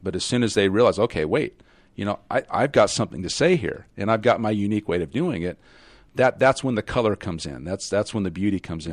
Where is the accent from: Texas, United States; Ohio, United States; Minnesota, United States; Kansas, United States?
Kansas, United States; I was raised in Kansas